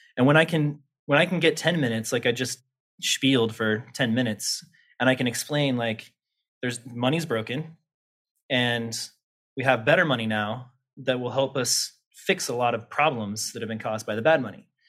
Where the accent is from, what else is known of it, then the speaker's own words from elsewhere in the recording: Topeka, Kansas, United States; also born or lived in Lawrence, Kansas; I grew up in Topeka, Kansas, capital of Kansas